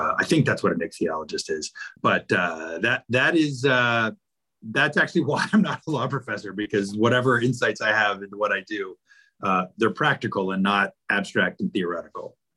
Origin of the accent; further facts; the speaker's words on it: Roanoke, Virginia, United States; moved away as an adult; now in Charlottesville, United States; growing up in Roanoke